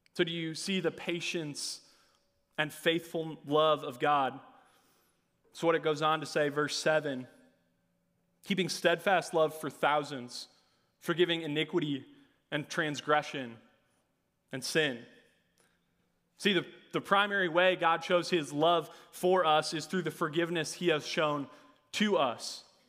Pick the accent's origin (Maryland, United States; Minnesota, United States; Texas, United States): Minnesota, United States; Hopkins; I'm from Hopkins, Minnesota. I graduated from Southwest Christian High School